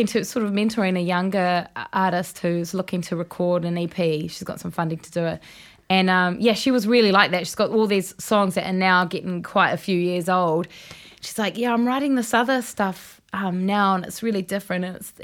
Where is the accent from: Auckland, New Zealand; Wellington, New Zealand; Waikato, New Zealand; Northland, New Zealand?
Waikato, New Zealand; Raglan; Well, yeah, I was from Raglan.